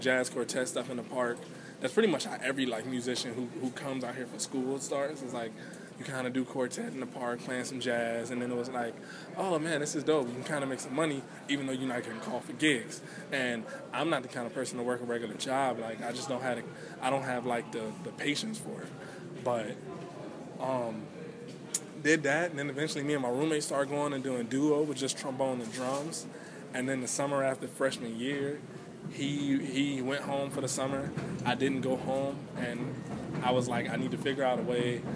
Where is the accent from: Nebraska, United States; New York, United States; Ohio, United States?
Ohio, United States; Cleveland; I'm from Cleveland, Ohio, and it's the east side of the city is majority Black